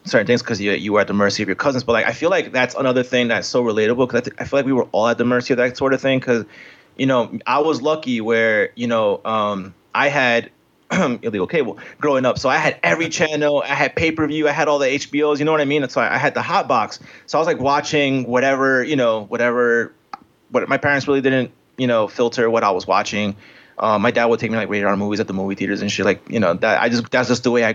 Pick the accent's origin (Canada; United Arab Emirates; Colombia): Colombia; now in United States; I'm Colombian, so I came from Colombia.